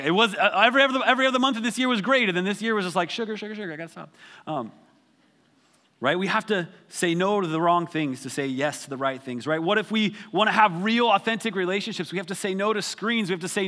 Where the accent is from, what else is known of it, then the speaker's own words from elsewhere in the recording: Wyoming, United States; I grew up in Wyoming